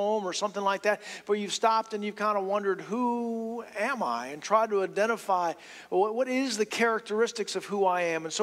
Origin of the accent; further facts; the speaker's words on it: London, United Kingdom; moved away; also born or lived in Eunice; I was born in London